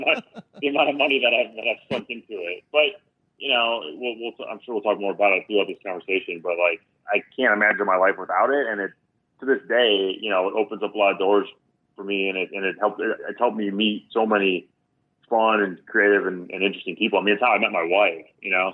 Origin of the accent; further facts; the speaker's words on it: New Holstein, Wisconsin, United States; moved away as an adult; also born or lived in Sheboygan, Wisconsin / Oshkosh, Wisconsin; now in Chicago, United States; I grew up in Wisconsin